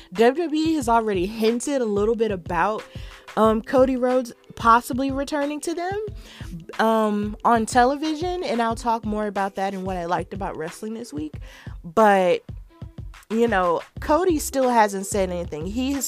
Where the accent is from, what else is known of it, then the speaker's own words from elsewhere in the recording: Birmingham, West Midlands, United Kingdom; The last appearance of that tour was in my hometown of Birmingham, UK, United Kingdom, where it all started.